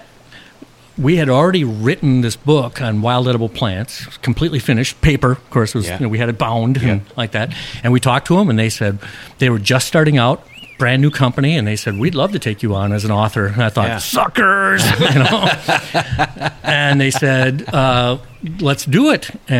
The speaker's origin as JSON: {"language": "English", "town": "Chicago", "region": "Illinois", "country": "United States", "tie": "born or raised there", "moved": "as an adult", "lives_now": "Minnesota, United States", "said": "growing up in Chicago, I thought everything was like Chicago"}